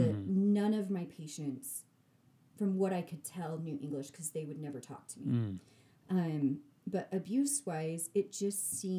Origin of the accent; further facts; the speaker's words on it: Sandy, Utah, United States; I'm naive. I'm from Sandy, Utah.